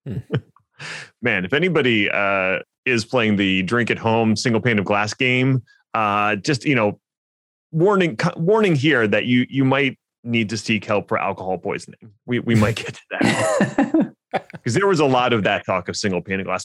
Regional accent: Philadelphia, Pennsylvania, United States; Linode is based in my hometown of Philly

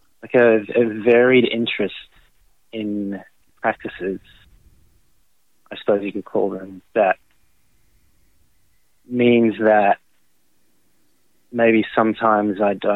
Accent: France; moved away as an adult; now in Australia; I'm French Australian, I suppose you could call it. Moved to Australia

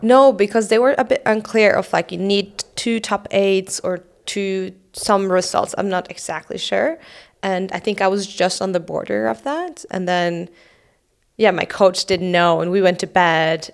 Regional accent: Oslo, Norway; I grew up in Oslo.

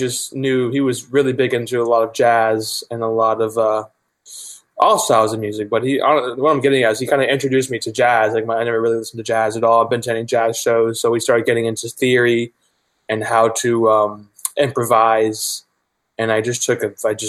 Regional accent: Virginia, United States; I grew up in Virginia, and I met him in Virginia

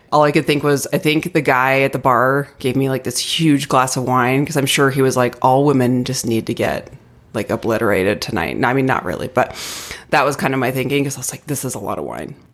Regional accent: Arizona, United States; now in Denver, United States; I grew up in Arizona

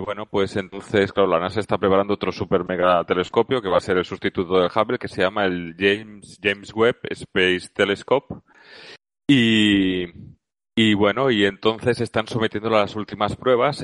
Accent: Valencia, Valencian Community, Spain; soy de Valencia

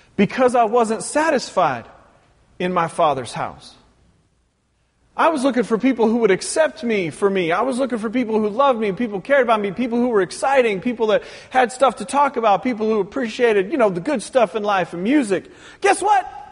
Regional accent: Pacific Northwest, United States; moved away; growing up in the Pacific Northwest

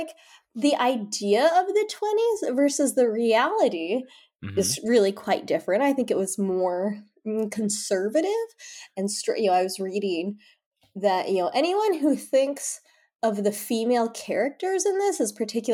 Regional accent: Salt Lake City, Utah, United States; I'm from Salt Lake City. That's my hometown

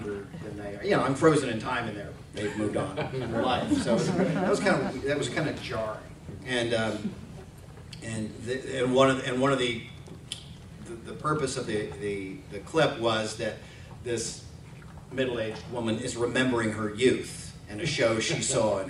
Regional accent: Arkansas, United States; moved away; I grew up in Arkansas in kind of a rural area

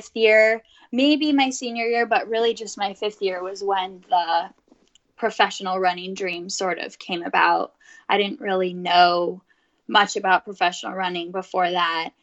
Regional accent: Santa Cruz, California, United States; I grew up in Santa Cruz, California, just 45 minutes away from Stanford

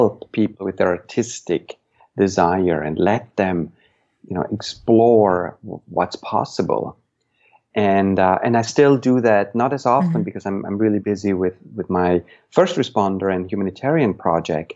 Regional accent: east side of Switzerland, Eastern Switzerland, Switzerland; moved away; I grew up in Switzerland, and I was, you know, in the east side of Switzerland in a remote part

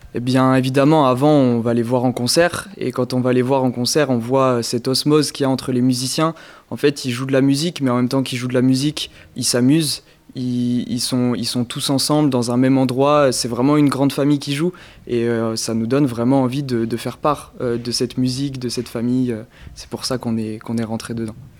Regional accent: Périgueux, Nouvelle-Aquitaine, France; je viens de Périgueux, dans le département de la Dordogne

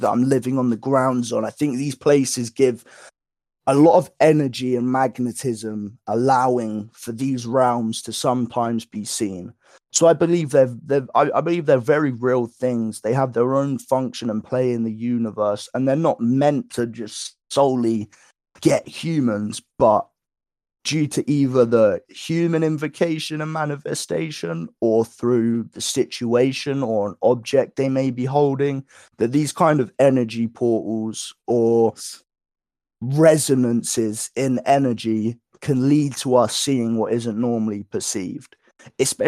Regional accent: Woking, South East England, United Kingdom; moved away; I grew up not only in Woking

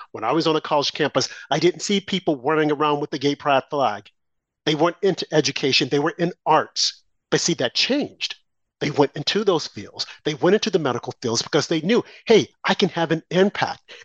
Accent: New York, United States; I'm a New Yorker

